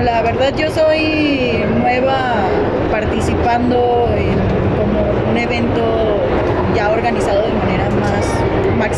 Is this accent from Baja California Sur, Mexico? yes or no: no; Zacatecas, Mexico; este, vengo desde Zacatecas con mi familia